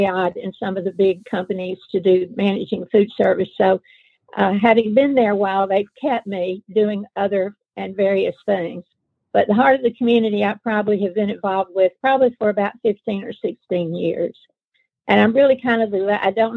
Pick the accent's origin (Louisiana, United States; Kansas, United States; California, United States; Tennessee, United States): Tennessee, United States; Memphis; also born or lived in Mississippi / Nashville, Tennessee; now in Rome, United States; I'm from Memphis originally